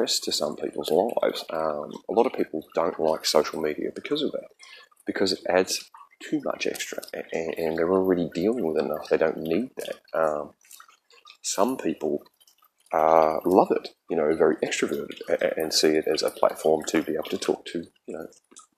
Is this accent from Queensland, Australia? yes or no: no; Kyneton, Victoria, Australia; moved away; I am originally from Australia. I grew up there, and I grew up in central Victoria in a place called the Macedon Ranges Shire.